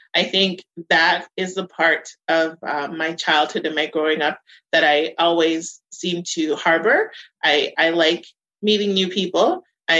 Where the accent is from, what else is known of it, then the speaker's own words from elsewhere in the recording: Winnipeg, Manitoba, Canada; I'm from Winnipeg. I'm proud of being from here. I grew up in the North End for most of my childhood, and then I moved to St. Vital.